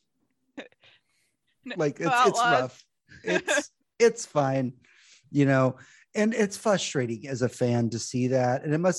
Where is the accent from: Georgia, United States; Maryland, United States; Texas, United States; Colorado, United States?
Texas, United States; Houston; somebody who is born and raised in Houston, I am used to all of the teams that exactly.